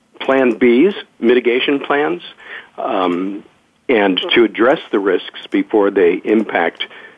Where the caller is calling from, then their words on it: California, United States; I'm in the San Francisco Bay Area, so it's a nice, bright, sunny morning here.